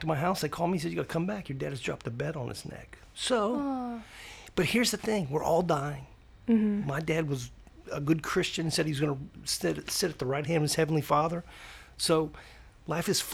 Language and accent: English; Sanford, United States; I was born in Sanford.